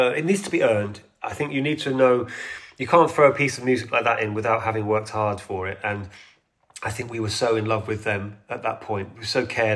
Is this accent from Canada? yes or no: no; United Kingdom; I'm a Brit